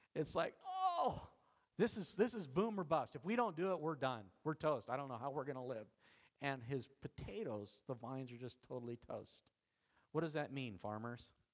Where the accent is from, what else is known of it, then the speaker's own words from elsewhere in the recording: Idaho, United States; I'm from Idaho